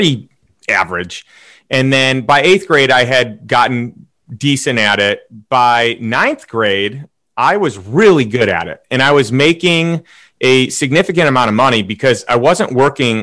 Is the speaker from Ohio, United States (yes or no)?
no; Chicago, Illinois, United States; moved away as an adult; also born or lived in St. Louis; So I grew up in Chicago, in a suburb of Chicago.